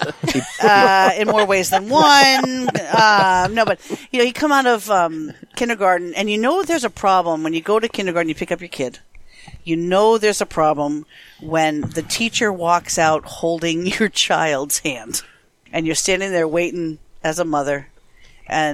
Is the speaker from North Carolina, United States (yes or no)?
no; Connecticut, United States; I'm from Connecticut, so I talk normally, right? I don't have any dialect per se.